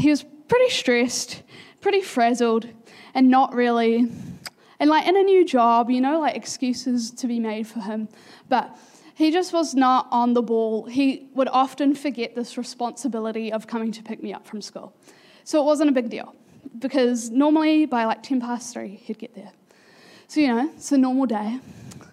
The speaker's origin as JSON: {"language": "English", "town": "Pukekohe", "region": "Auckland", "country": "New Zealand", "tie": "born or raised there", "also_born_or_lived": "Manurewa", "said": "We had been living in Pukekohe for almost a year, not even yet, and when you move as an 8-year-old from, like, I moved from Manurewa"}